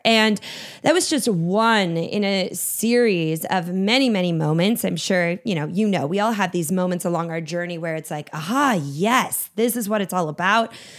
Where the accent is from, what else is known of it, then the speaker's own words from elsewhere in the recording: Minnesota, United States; I grew up in Minnesota, so a cabin was a, was a part of life